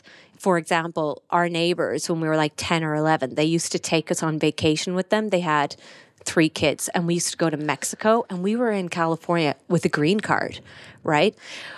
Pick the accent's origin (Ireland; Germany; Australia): Ireland; Listowel, Munster; So I'm fully Irish. I'm from Kerry. I'm from Listowel. I think I just put a Cork accent on there, but I'm from Kerry.